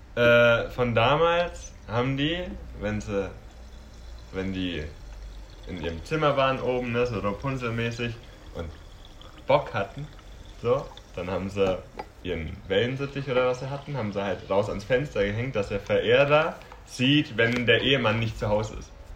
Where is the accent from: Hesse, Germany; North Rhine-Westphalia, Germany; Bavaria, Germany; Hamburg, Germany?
Bavaria, Germany; Franconia; ich bin Franke